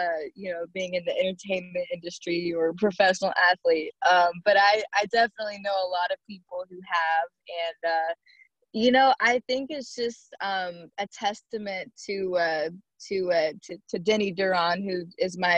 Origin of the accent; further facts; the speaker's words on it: Shreveport, Louisiana, United States; I am born and raised in Shreveport, Louisiana